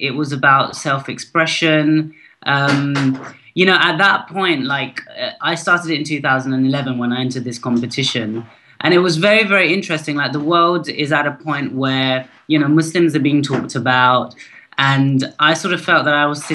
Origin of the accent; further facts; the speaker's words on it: United Kingdom; my representation of identities was being British, my Pakistani heritage